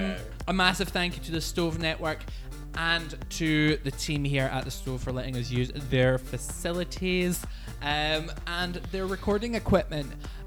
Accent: Scotland, United Kingdom; it's so special to us as Scottish folk

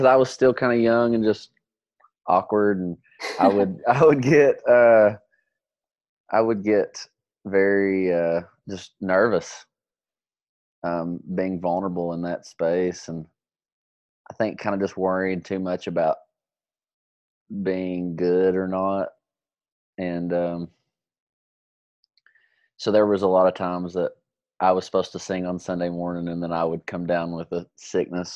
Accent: Prestonsburg, Kentucky, United States; also born or lived in Lexington, Kentucky; I'm from Prestonsburg, Kentucky. It's a small town in eastern Kentucky

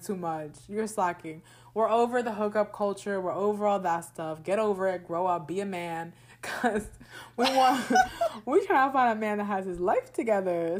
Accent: New Jersey, United States; also born or lived in Orlando, Florida; I grew up in New Jersey, but I feel like my second home is there in Florida

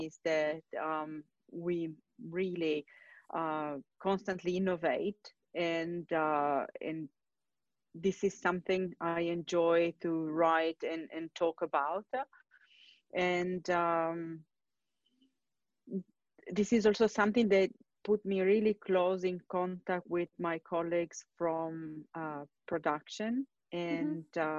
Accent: Turin, Piedmont, Italy; moved away; I'm originally from Italy, from the north, Torino, which is not exactly close to the sea

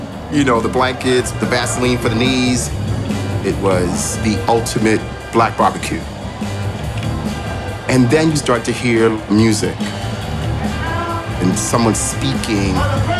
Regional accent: New York City, New York, United States; Growing up in Harlem

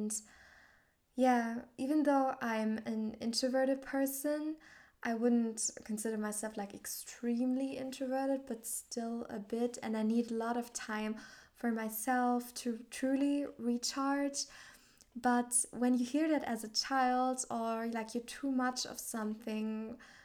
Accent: Southern Germany, Germany; also born or lived in Australia / Thailand / Finland; I grew up in a tiny village in southern Germany

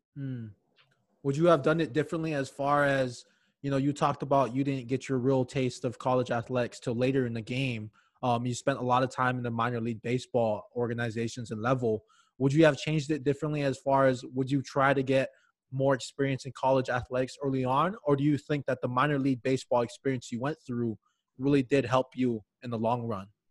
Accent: Hawaii, United States; moved away; born and raised in Hawaii

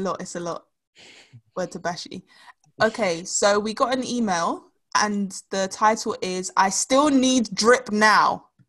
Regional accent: London, United Kingdom; I'm from South London.

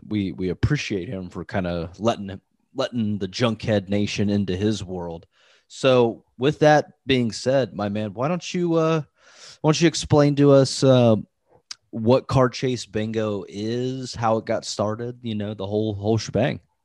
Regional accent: Midwest, United States; I grew up in the Midwest as well

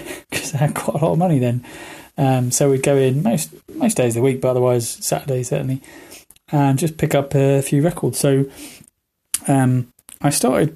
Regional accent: High Wycombe, South East England, United Kingdom; Growing up in High Wycombe, we were very, very lucky

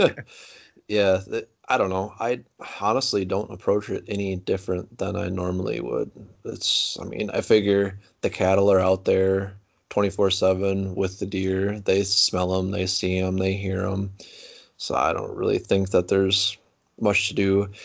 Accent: Platteville, Wisconsin, United States; I'm from Platteville, Wisconsin, uh, southwest corner of Wisconsin

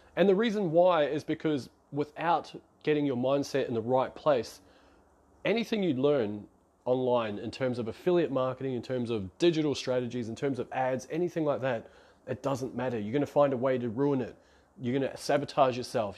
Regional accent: New Zealand; moved away as an adult; now in Melbourne, Australia; I'm based out of Melbourne, Australia. I come from New Zealand

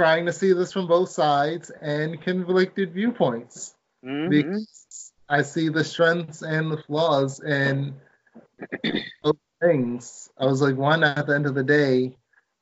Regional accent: Maryland, United States; my home state of Maryland

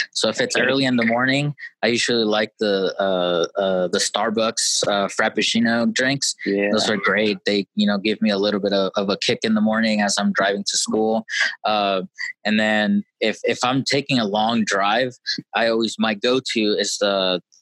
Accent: Chihuahua, Mexico; moved away; I'm from Chihuahua

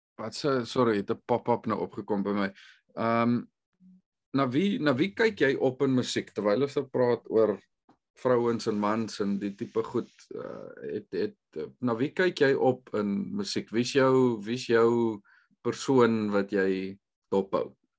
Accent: South Africa; moved away; ons as Suid-Afrikaners is moerse sosiale mense.

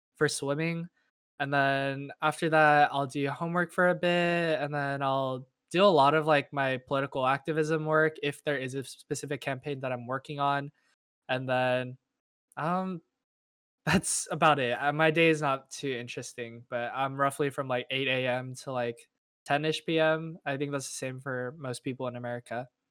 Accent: Irvine, California, United States; I am from Irvine, California, which is in Southern California

